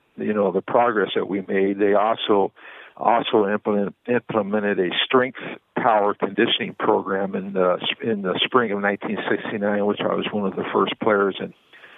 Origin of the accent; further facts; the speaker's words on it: California, United States; When I was growing up in Southern California, I was rather large as a youngster